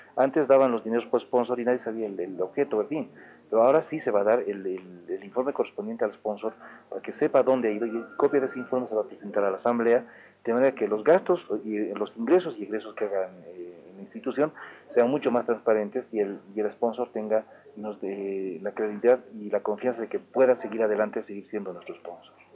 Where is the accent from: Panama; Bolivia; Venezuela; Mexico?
Bolivia; Oruro; somos orureños